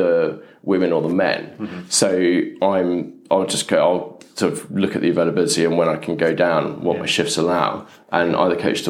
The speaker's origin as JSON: {"language": "English", "region": "London", "country": "United Kingdom", "tie": "born or raised there", "also_born_or_lived": "Oxfordshire", "said": "I grew up in Putney. Grew up sort of further up, top in Putney."}